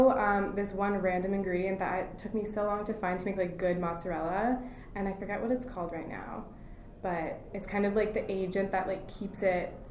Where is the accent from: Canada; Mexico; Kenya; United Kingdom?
Canada; Burlington, Ontario; also born or lived in United States / Basel, Switzerland / Toronto; I was born in the States. My childhood was in Burlington, Ontario. And then my older childhood, like teen years, were in Switzerland and Toronto.